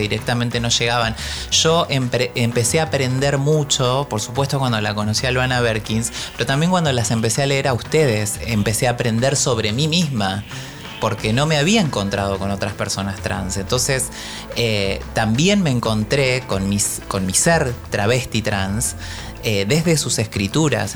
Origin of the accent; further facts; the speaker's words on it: Paraná, Entre Ríos, Argentina; moved away; dos librerías que son muy conocidas en Paraná, que es mi ciudad natal